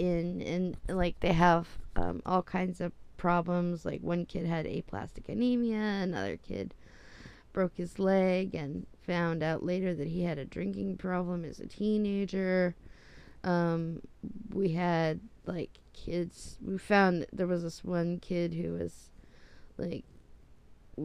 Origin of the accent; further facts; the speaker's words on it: United States; Growing up in the United States